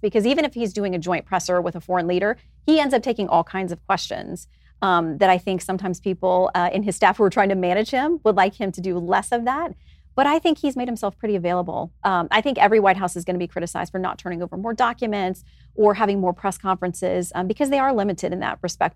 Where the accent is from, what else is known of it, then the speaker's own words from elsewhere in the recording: Tallahassee, Florida, United States; moved away; I grew up in Tallahassee